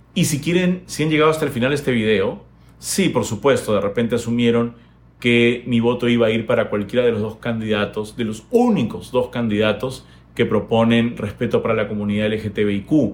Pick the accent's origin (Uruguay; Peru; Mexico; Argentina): Peru; nuestra responsabilidad como peruanos